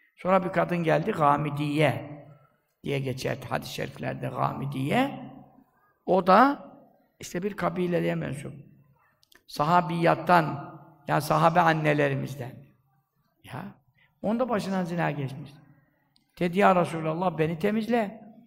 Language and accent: Turkish; Black Sea Region, Turkey; bizim Karadeniz'de